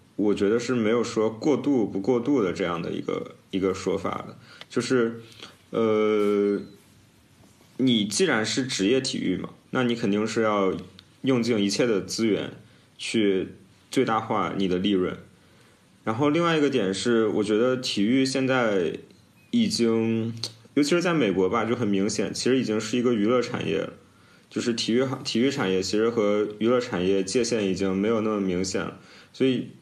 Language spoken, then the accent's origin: Chinese; China; 作为中国人